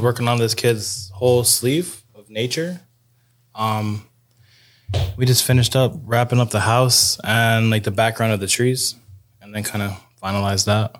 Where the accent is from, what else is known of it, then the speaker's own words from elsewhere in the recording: Newburgh, New York, United States; I'm from Newburgh, New York